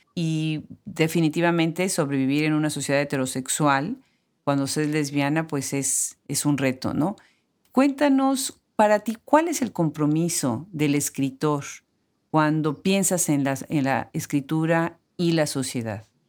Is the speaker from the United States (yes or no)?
no; Puebla, Mexico; en mi ciudad natal, Puebla